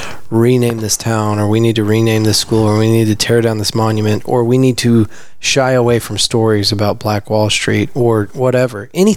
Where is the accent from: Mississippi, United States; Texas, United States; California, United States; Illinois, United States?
Texas, United States; I grew up in Texas.